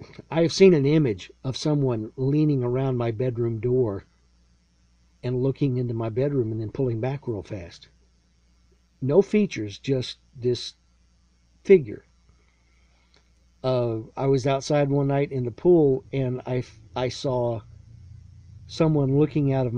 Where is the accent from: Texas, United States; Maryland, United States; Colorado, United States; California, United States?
Texas, United States; Lexington; I was born in Central Texas, raised in a small town called Lexington